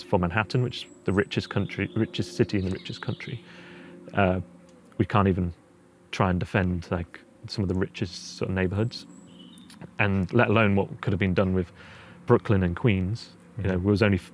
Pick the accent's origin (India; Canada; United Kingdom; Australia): United Kingdom; Boston, East Midlands; also born or lived in Cambridge / New York; I was born in Boston, Lincolnshire, the original one